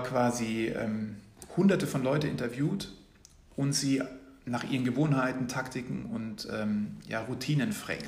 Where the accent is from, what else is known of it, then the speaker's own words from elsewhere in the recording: Munich, Bavaria, Germany; Ich komme ursprünglich aus München